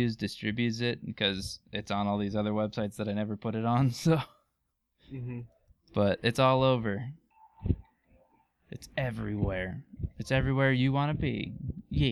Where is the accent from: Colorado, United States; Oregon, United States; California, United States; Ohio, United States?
Colorado, United States; also born or lived in Aurora, Colorado; I'm from Colorado